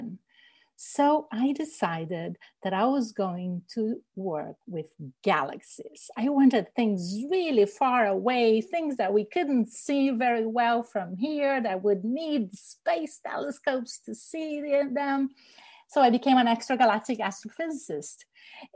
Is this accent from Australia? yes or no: no; Rio de Janeiro, Brazil; now in Washington, United States; I grew up in Rio de Janeiro, Brazil